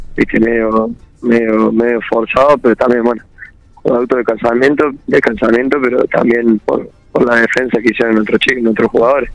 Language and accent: Spanish; Córdoba, Argentina; now in General Pico, Argentina; yo soy de Córdoba